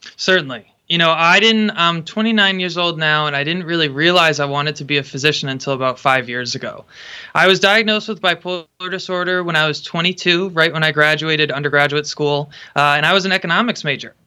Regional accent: Connecticut, United States; moved away as an adult; now in Pacific Northwest, United States; I grew up in Connecticut. I grew up about an hour north of Sandy Hook.

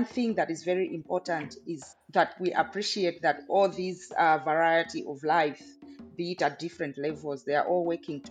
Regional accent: Malawi; I'm from Malawi

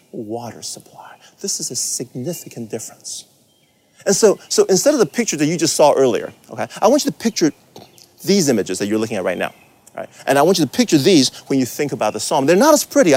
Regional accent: Taiwan; moved away; also born or lived in California; I grew up in Taiwan in the 70s, and we used to live in a really rural area.

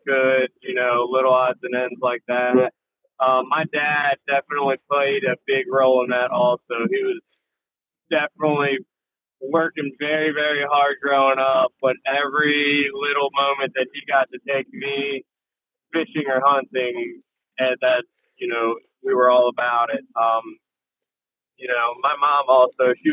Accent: Frederick, Maryland, United States; moved away as an adult; now in Ocean City, United States; I'm originally from Frederick, Maryland, over on the Western Shore.

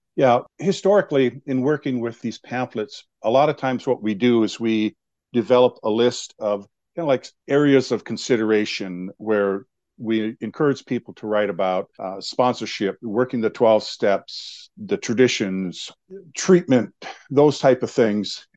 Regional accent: Montana, United States; now in Helena, United States; I was born and raised on a reservation

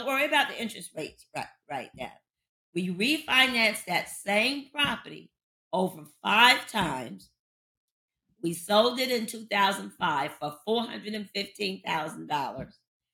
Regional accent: Jacksonville, Florida, United States; also born or lived in Paterson, New Jersey; now in Baltimore, United States; In Florida, I'm from Jacksonville, Florida, originally. We moved to New Jersey in 1967

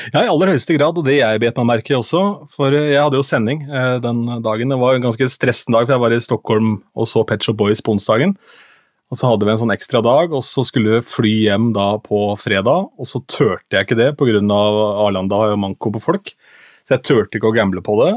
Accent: Askim, Viken, Norway; moved away; jeg gjør min første offentlige opptreden som DJ hjemme i Askim

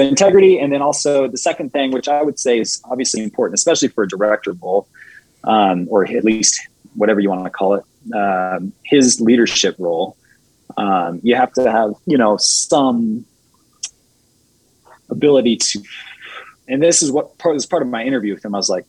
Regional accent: China; I mean, I grew up in China, so I know this

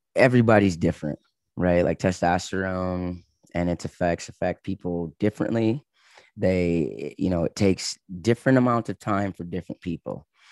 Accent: Michigan, United States; moved away as an adult; also born or lived in Los Angeles, California; I was from Michigan

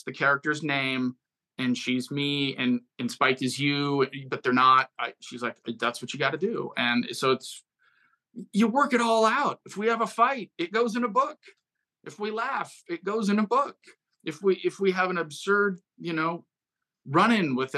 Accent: Fremont, California, United States; I grew up in the San Francisco Bay Area, the East Bay, Fremont, California

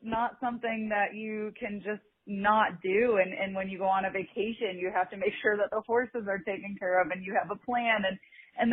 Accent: Chicago, Illinois, United States; moved away; I come from Chicago

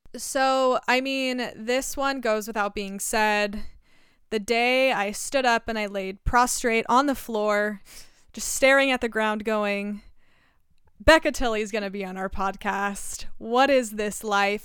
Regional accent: Southern Oregon, United States; Southern Oregon

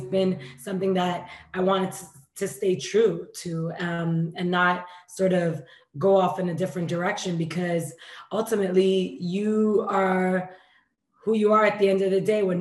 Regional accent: New York City, New York, United States; moved away as an adult; also born or lived in Dominican Republic; now in Los Angeles, United States; I was born in Dominican Republic, raised in New York, and like you said, 8 years now in LA.

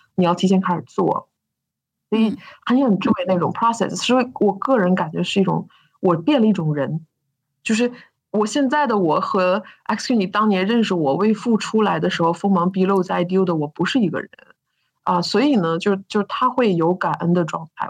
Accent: Northeast China, China; moved away; 我是个北方人，就是，就是个非常东北的那种关爱

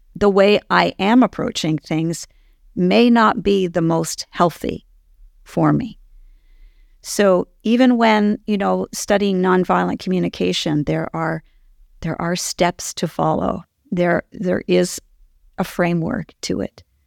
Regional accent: Ottawa, Ontario, Canada; moved away; I actually was born and raised in Ottawa

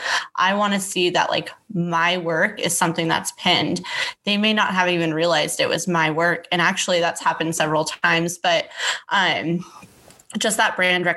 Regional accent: Temecula, California, United States; moved away as an adult; now in Dallas, United States; I am originally based out of Temecula, California, which is in between like LA and San Diego. I had grown up there. I was born and raised there

